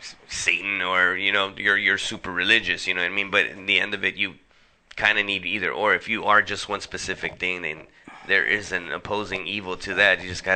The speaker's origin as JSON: {"language": "English", "town": "Los Angeles", "region": "California", "country": "United States", "tie": "born or raised there", "said": "born and raised in South Central LA."}